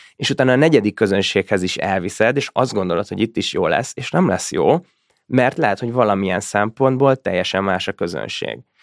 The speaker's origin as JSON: {"language": "Hungarian", "country": "Hungary", "said": "vittem magyarként"}